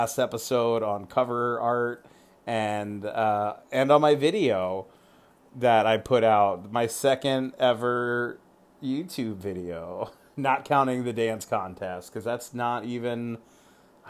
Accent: California, United States; also born or lived in Virginia; now in Washington, United States; Then I grew up in California

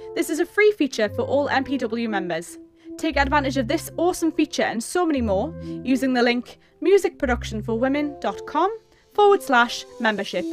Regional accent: Newcastle upon Tyne, North East England, United Kingdom; I'm from Newcastle-upon-Tyne

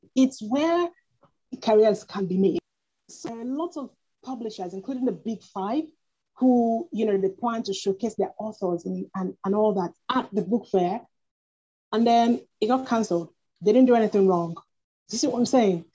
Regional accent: Nigeria; moved away as an adult; also born or lived in United Kingdom; I was born in Nigeria, but I studied in the UK. Um, mm-hmm. I lived and studied in the UK for almost 10 years

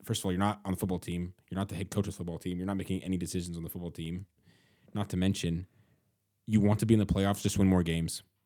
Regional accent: Seattle, Washington, United States; I'm from Seattle

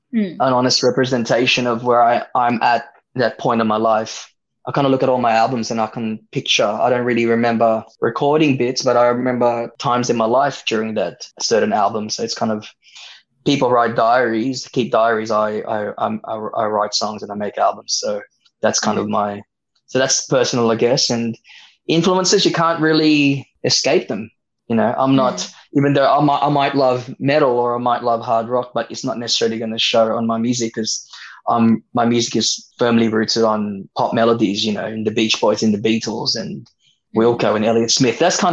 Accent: Philippines; I'm Filipino. I'm a 90s kid.

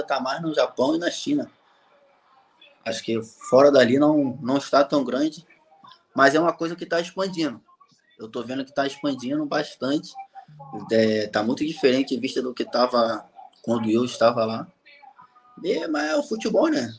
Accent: Rio de Janeiro, Brazil; moved away as an adult; also born or lived in South Korea / Honduras; now in Paraguay; eu sou do Rio, sou do Rio de Janeiro

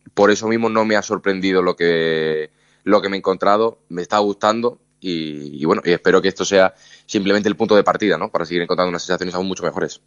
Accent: Málaga, Andalusia, Spain; moved away; es el equipo de mi tierra

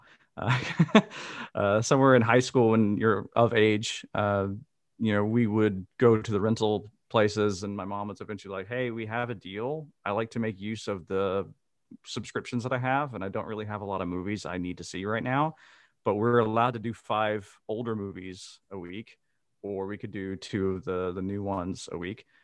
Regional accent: Mississippi, United States; moved away as an adult; now in Amsterdam, Netherlands; I am originally from Mississippi, And I now live in Amsterdam in the Netherlands.

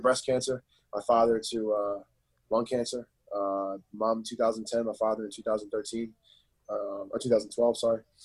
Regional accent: Philadelphia, Pennsylvania, United States; also born or lived in Chester, Pennsylvania; I was born in Philadelphia, and then I moved out to Chester for a little bit

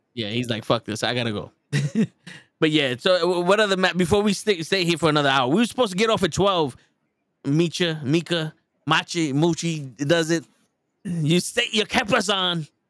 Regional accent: New York, United States; We're from New York

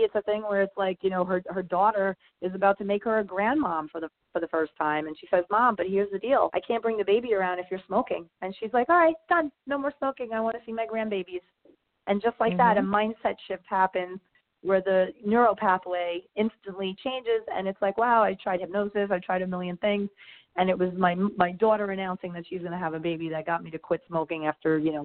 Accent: New York, United States; moved away as an adult; also born or lived in New Jersey; now in Miami, United States; I'm from New York

